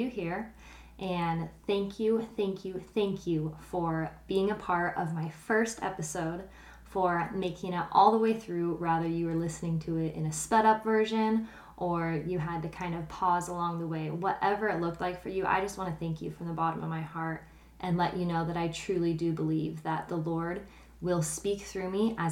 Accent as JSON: {"language": "English", "town": "Kearney", "region": "Nebraska", "country": "United States", "tie": "born or raised there", "also_born_or_lived": "Ravenna, Nebraska", "said": "growing up in Nebraska"}